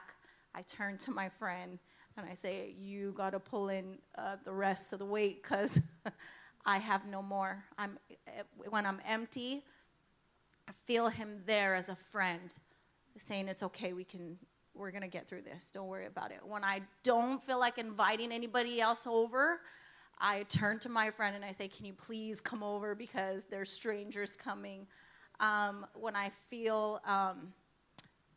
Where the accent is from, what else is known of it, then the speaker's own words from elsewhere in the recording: Egypt; I'm from Egypt, and we come from the Coptic Orthodox Church.